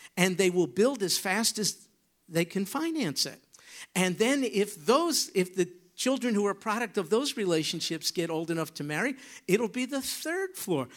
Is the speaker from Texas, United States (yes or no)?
no; New York, United States; moved away; I come from New York.